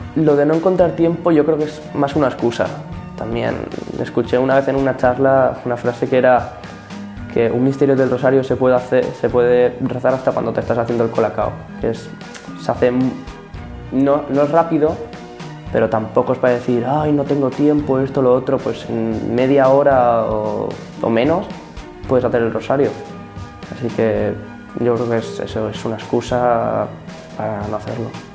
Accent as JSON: {"language": "Spanish", "town": "Torrent", "region": "Valencian Community", "country": "Spain", "said": "tengo 14 años, soy de Torrent"}